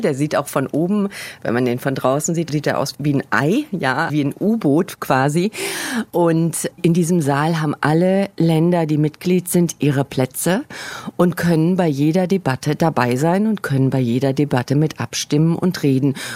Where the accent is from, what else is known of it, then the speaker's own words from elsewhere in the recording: Germany; now in New York, United States; als Deutsche